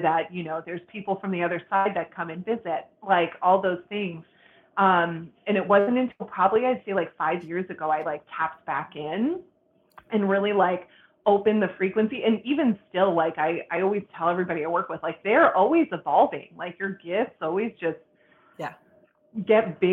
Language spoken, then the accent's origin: English; Boston, Massachusetts, United States; moved away; I'm originally from Boston